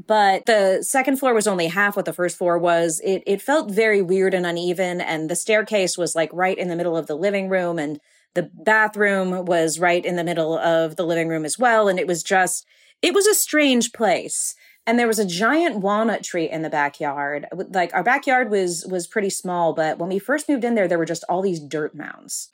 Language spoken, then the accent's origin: English; Burbank, California, United States; I grew up in Burbank, California